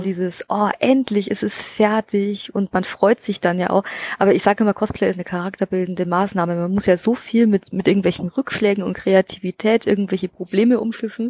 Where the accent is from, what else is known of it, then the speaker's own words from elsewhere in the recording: Bavaria, Germany; bei uns aus weißt, Bayern